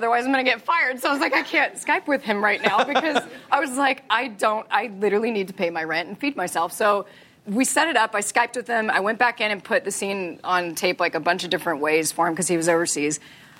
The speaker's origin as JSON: {"language": "English", "region": "Texas", "country": "United States", "said": "And I was like, okay, I'm from Texas. I don't know the difference."}